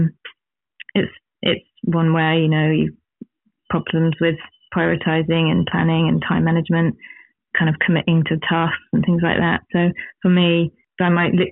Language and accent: English; England, United Kingdom; now in New Zealand; coming from England but living here and feeling like this is home but also England's home, and my children are from here but we're from England